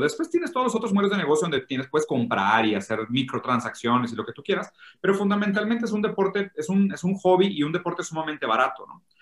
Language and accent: Spanish; Brazil; Spanish is a second language; now in Mexico; soy, medio malo con el español, soy brasileño